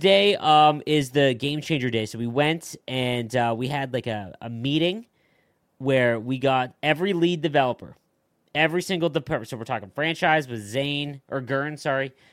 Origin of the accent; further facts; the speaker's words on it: Chicago, Illinois, United States; we, we are from Chicago